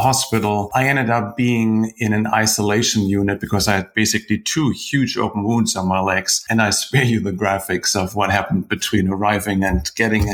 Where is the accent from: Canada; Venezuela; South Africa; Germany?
Germany; also born or lived in United Kingdom; now in United States; I grew up in Germany. Now I live in the US. In between, I spent some time in the UK.